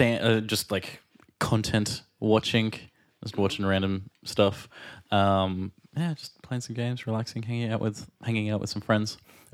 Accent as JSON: {"language": "English", "country": "Australia", "said": "And I'm … from Australia."}